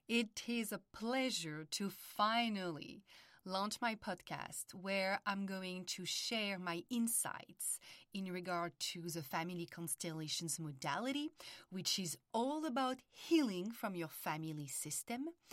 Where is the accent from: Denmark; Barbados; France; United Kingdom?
France; accent: French; English is a second language; moved away as an adult; also born or lived in Paris; now in United States; I was born and raised in France, and early twenties, after studying psychology in Paris, I decided to move to the United States